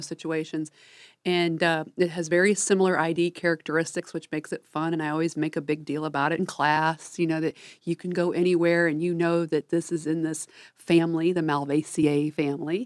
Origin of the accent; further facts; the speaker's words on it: Midwest, United States; I'm from the Midwest